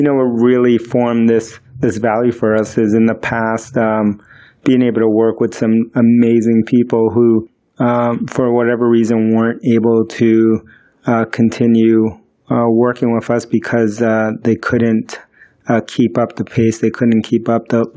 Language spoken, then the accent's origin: English; New York, United States; first language Spanish; English is a second language; also born or lived in Queens, New York; I was born in the United States, but I grew up in the South Bronx, and then I lived in Queens in New York, you know, for most of my life